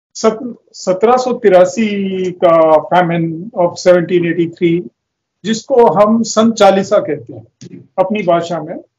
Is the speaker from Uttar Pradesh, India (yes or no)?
no; Haryana, India; मैं यहां पैदा हूं